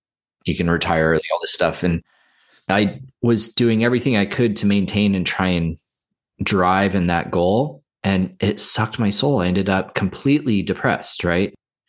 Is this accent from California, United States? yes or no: yes; Santa Cruz, California, United States; I grew up in Santa Cruz, California. And, you know, it's a small college town. We really did swap. And everybody around me is like surf culture and skateboarding